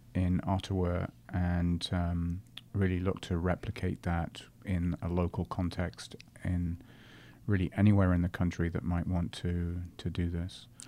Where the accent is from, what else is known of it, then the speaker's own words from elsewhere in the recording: England, United Kingdom; now in Canada; I'm English, but of course we're now both Canadian